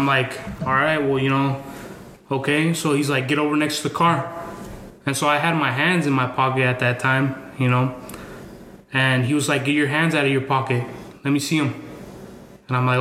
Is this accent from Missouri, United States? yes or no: no; Yakima, Washington, United States; born or raised there; moved away as an adult; also born or lived in Mexico; now in Boise, United States